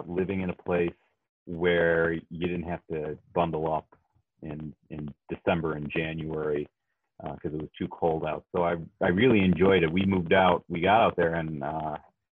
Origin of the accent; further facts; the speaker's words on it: Chicago, Illinois, United States; moved away as an adult; also born or lived in California; growing up in Chicago, it's, you know, it's just big city living. We lived in the suburbs